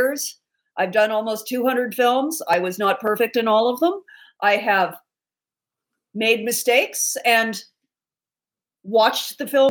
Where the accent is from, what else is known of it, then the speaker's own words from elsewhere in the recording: San Luis Obispo, California, United States; I was living in San Luis Obispo, which is my hometown